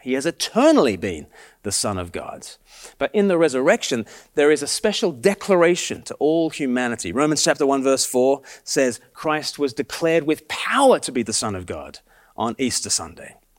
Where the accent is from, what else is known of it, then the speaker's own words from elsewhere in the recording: Australia; now in Sussex, United Kingdom; I'm from Australia